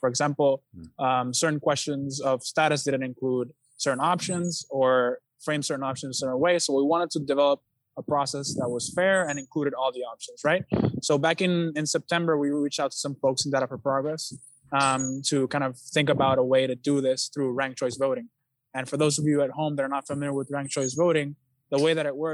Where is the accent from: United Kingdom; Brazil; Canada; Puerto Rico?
Puerto Rico; San Juan; also born or lived in Toa Baja, Puerto Rico; I was born in Santurce, Puerto Rico, but my family lives in Toa Baja.